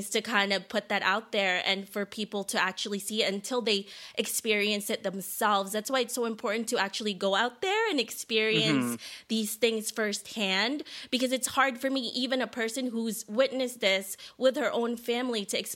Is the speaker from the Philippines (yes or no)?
yes; Philippines; now in United States; I was born in the Philippines, a third world country